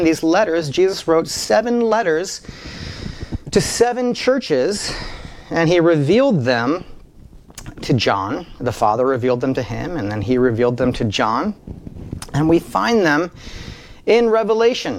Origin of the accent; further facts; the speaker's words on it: South Dakota, United States; when I was a kid growing up in South Dakota